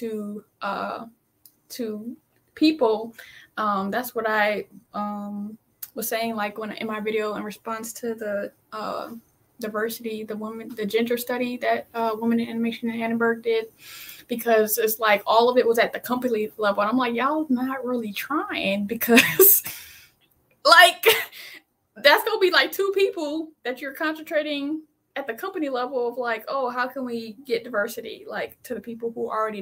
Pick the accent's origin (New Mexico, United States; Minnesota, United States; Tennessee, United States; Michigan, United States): Michigan, United States; I'm from Michigan